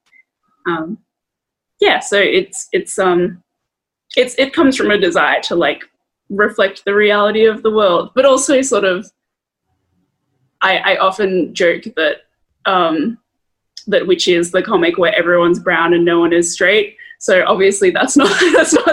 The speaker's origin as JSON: {"language": "English", "country": "Australia", "tie": "born or raised there", "said": "growing up in Australia"}